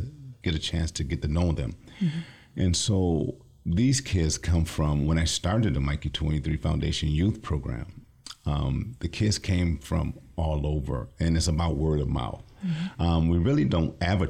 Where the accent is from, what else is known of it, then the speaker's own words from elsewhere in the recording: Lansing, Michigan, United States; I'm from the Lansing area, born and raised.